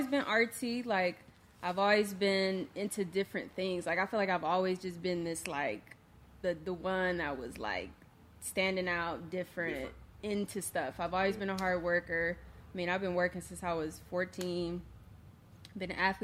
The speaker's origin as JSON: {"language": "English", "town": "Akron", "region": "Ohio", "country": "United States", "tie": "born or raised there", "said": "I grew up in Akron, Ohio"}